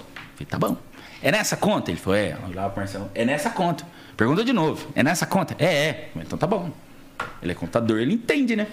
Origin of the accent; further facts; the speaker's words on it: Alfenas, Minas Gerais, Brazil; moved away; nascido e criado em Alfenas, sul de Minas